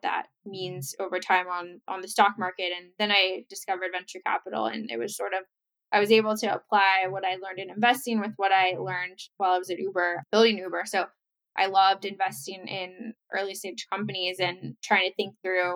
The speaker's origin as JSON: {"language": "English", "town": "Bexley", "region": "Ohio", "country": "United States", "tie": "born or raised there", "said": "I grew up right outside Columbus, Ohio in a town called Bexley"}